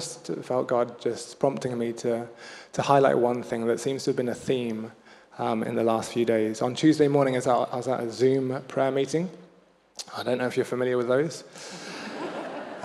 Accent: Kenya; moved away; I had a Swahili teacher growing up in Kenya.

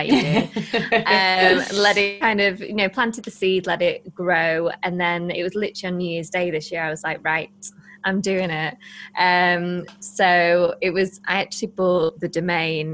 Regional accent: Blackpool, North West England, United Kingdom; we're from Blackpool, and Blackpool is one of the poorest parts of the UK.

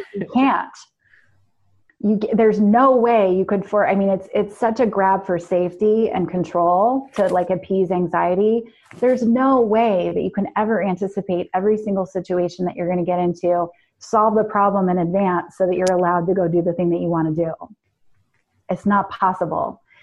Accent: New York, United States; New York

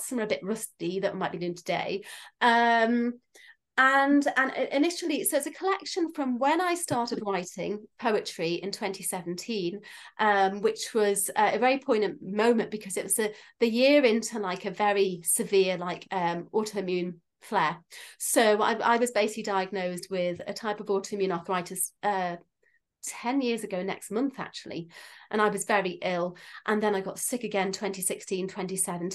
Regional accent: Isle of Man; I'm from the Isle of Man.

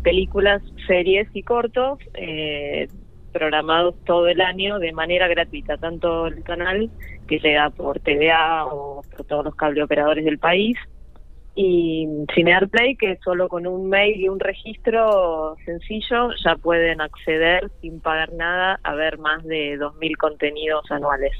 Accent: La Pampa, Argentina; moved away as an adult; now in Buenos Aires, Argentina; yo nunca quise irme de La Pampa

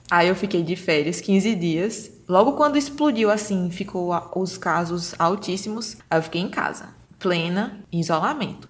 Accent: Brazil; eu vinha do Brasil

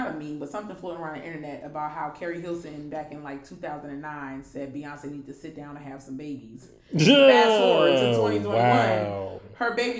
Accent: Baltimore, Maryland, United States; growing up in Baltimore

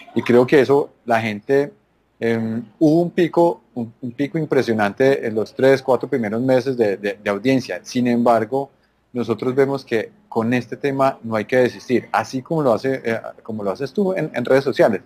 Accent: Antioquia, Colombia; accent: paisa; moved away as an adult; now in Esmeraldas, Ecuador; yo soy colombiano, como lo pueden notar en, mi acento un poquito paisa

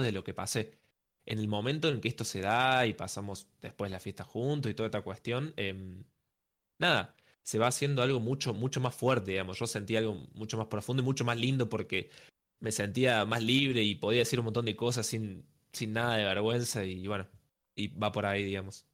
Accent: Córdoba, Argentina; soy de Córdoba, entonces tuve que viajar

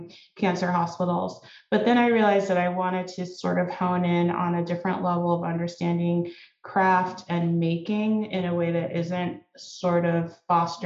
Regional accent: Shaker Heights, Ohio, United States; moved away as an adult; also born or lived in New York City / St. Louis; I grew up in Shaker Heights, Ohio

